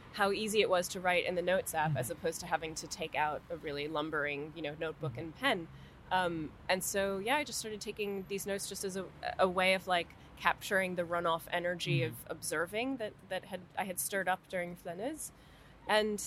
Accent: New York, United States; moved away; also born or lived in Paris; I come from New York

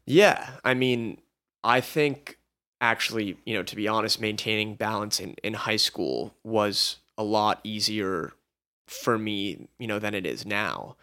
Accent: Los Angeles, California, United States; we were both born and raised in Los Angeles.

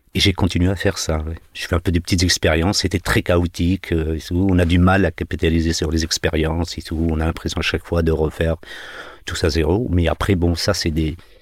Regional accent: Algeria; now in France; Marseille-Alger ou Marseille-Bougie, pour, être plus près de, de, chez moi

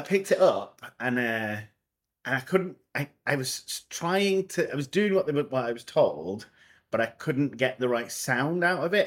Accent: Scotland, United Kingdom; moved away; I'm Scottish and I went to school in Scotland.

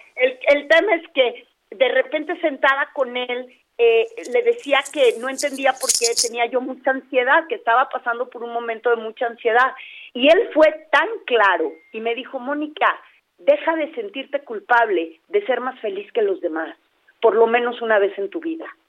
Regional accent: Mexico; las mexicanas, como somos latinas

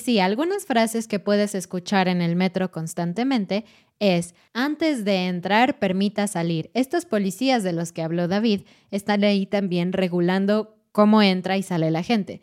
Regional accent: Mexico City, Mexico; como mexicano, como chilango, como persona de Ciudad de México

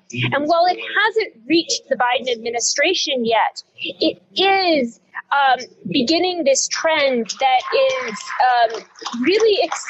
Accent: Ithaca, New York, United States; I'm in my hometown of Ithaca, New York. It's about 4.5 hours north of New York City, a small college town. And I've been here during the COVID-19 pandemic.

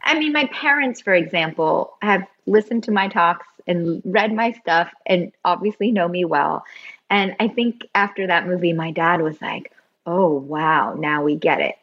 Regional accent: Bay Area, California, United States; I grew up I grew up in the Bay Area

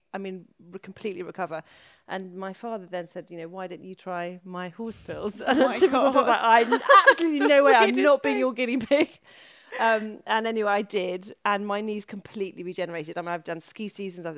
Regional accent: Wales, United Kingdom; moved away; I'm from Wales.

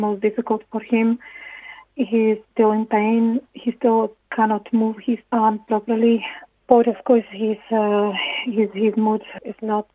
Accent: Slovakia; moved away as an adult; now in Ireland; We are originally from Slovakia. We moved to Ireland in 2006

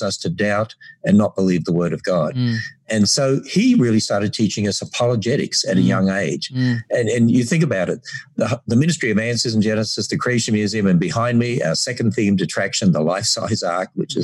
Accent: North Queensland, Australia; accent: Australian; moved away as an adult; now in Cincinnati, United States; As we grew up in North Queensland, you know, my father was a teacher and got transferred every 3 years

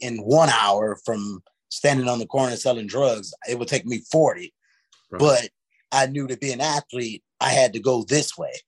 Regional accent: St. Louis, Missouri, United States; the inner city where I grew up in St. Louis

